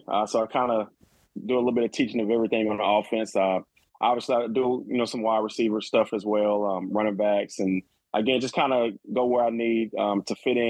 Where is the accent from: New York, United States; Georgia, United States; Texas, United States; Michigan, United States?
Georgia, United States; Athens; obviously I'm from Athens